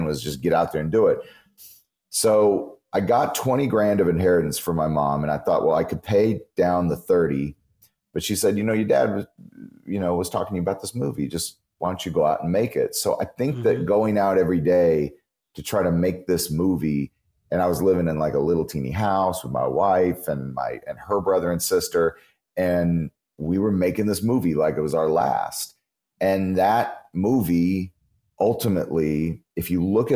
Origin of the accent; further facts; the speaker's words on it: California, United States; also born or lived in Memphis, Tennessee; I grew up in California for a lot of my life